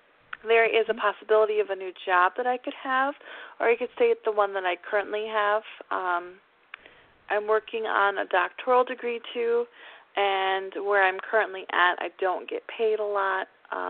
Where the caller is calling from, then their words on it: Massachusetts, United States; I'm from Massachusetts.